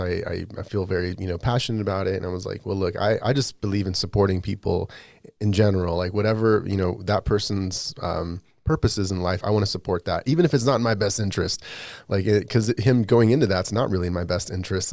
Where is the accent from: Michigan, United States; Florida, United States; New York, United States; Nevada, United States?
Nevada, United States; Las Vegas; I grew up in Vegas